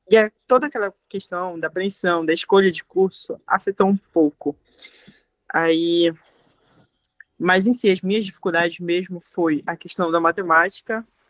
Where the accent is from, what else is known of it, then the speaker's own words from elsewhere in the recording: Abaetetuba, Pará, Brazil; also born or lived in Belém; Eu sou de Abaitetuba, como eu te coloquei, no interior. Ou seja, toda a minha formação foi no interior.